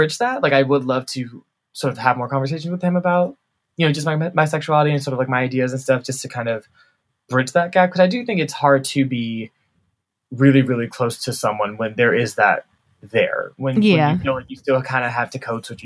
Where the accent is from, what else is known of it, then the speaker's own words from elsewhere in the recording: Atlanta, Georgia, United States; moved away as an adult; also born or lived in Chicago; now in Washington, D.C., United States; I grew up in Atlanta, but I went to school in Chicago